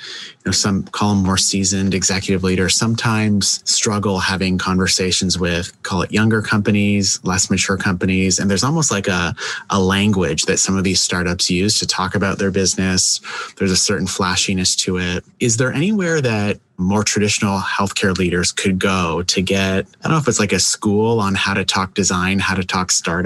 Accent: Canada; I'm actually Canadian

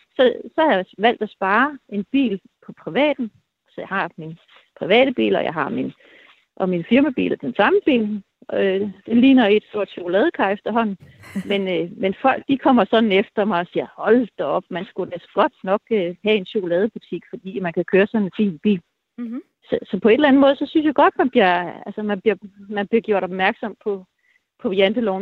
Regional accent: Denmark; jeg er jo helt fra Danmark og har ikke prøvet udlandet

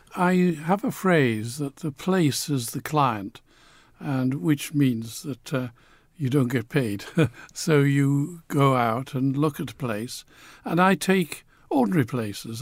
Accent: Newcastle upon Tyne, North East England, United Kingdom; also born or lived in Manchester; I grew up in Newcastle. I identify with Newcastle

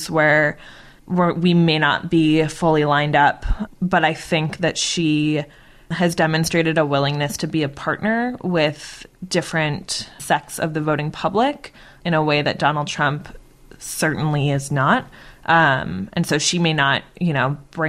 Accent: Massachusetts, United States; now in Washington, D.C., United States; I grew up in Massachusetts

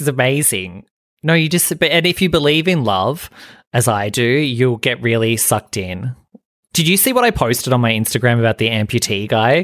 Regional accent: Australia; being Australian

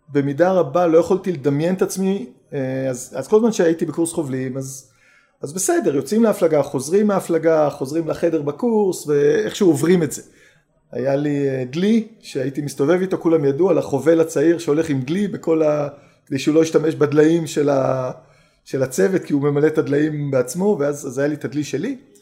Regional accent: Haifa, Haifa District, Israel; גדלתי בחיפה

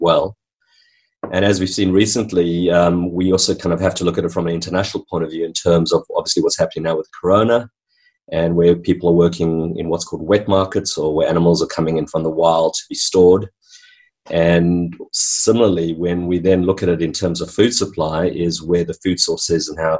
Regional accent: South Africa; moved away as an adult; also born or lived in New Zealand; now in Hamilton, Australia; my background in growing up in country South Africa

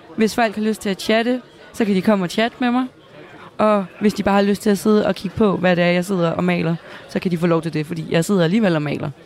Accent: Næstved, Zealand, Denmark; jeg kommer selv fra Næstved

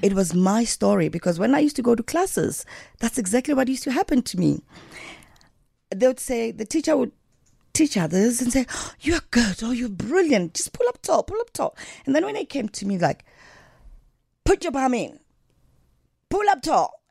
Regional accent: Johannesburg, Gauteng, South Africa; also born or lived in Diepkloof, Soweto; I grew up in Alexandra Township

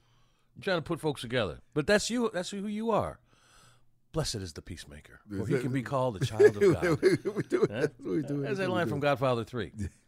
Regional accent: Georgia, United States; you're assuming I'm coming from Georgia, like I don't you know, I had a team in the Super Bowl

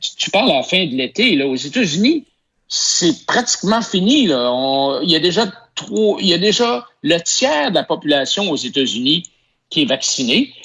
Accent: Quebec, Canada; on est Québécois

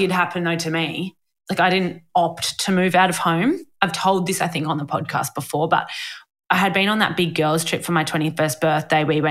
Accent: Sydney, New South Wales, Australia; also born or lived in Lane Cove / Mosman / Balgowlah; I always lived in Narrabeen and Warriewood my whole life, which are two suburbs that are right next to each other.

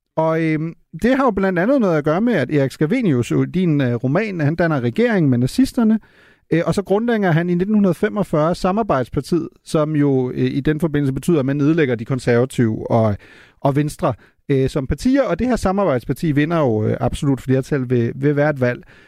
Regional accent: Germany; som tysker

